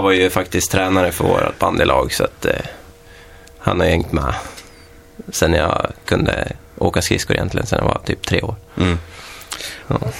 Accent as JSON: {"language": "Swedish", "town": "Köping", "region": "Västmanland", "country": "Sweden", "tie": "born or raised there", "moved": "yes", "lives_now": "Västerås, Sweden", "said": "25-årig kille från Köping"}